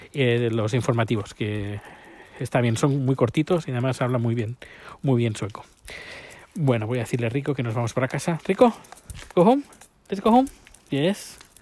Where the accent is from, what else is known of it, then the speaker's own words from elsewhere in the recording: Spain; moved away as an adult; now in Sweden; 10 años cuando salí de España